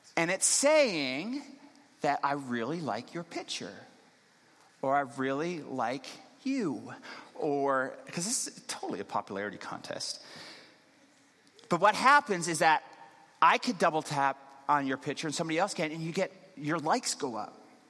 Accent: Newfoundland and Labrador, Canada; moved away; I'm actually originally from Newfoundland

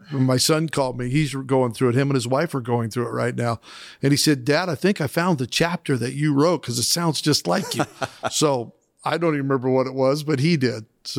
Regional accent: Idaho, United States; Now, I grew up in Southern Idaho in a rural farming community.

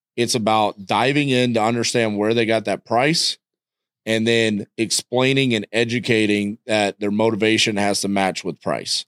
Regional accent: Texas, United States; I'm from Texas

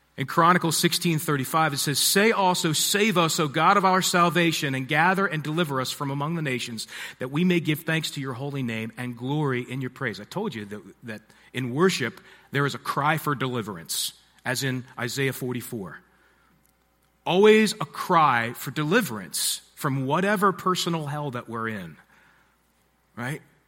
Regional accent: Harford County, Maryland, United States; also born or lived in Nashville / Baltimore; I grew up in Harford County, Maryland, which is just north of here.

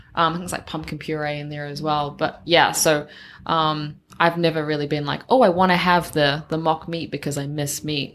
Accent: New Zealand; growing up in New Zealand, you're always around farms

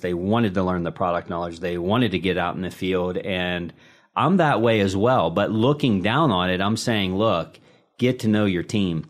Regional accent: Pittsburgh, Pennsylvania, United States; born and raised in the Steel City

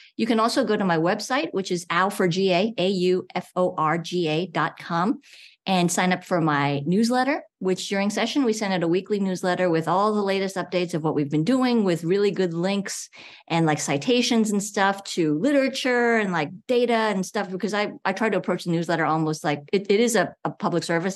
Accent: New York, United States; now in Georgia, United States; I grew up in New York

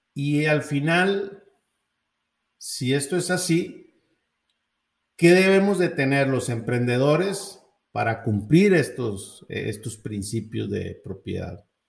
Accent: Mexico; como mexicano

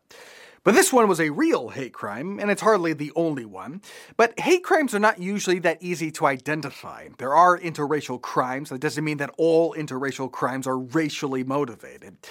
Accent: Japan; I grew up in Japan

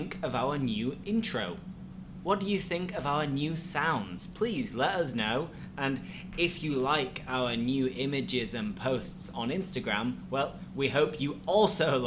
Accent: Yorkshire and the Humber, United Kingdom; now in Spain; I'm from Yorkshire

